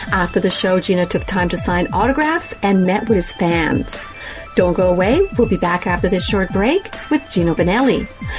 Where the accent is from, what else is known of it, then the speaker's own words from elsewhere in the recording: Montreal, Quebec, Canada; We're both from Montreal and we both speak French.